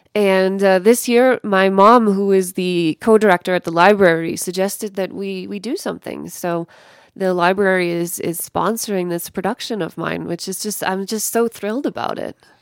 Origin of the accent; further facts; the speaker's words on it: Evergreen, Colorado, United States; moved away as an adult; also born or lived in Paris, France; now in Lahore, Pakistan; I grew up in Evergreen, Colorado, which is, it's not too far away from here, I guess. Went to, went to high school at Clear Creek High School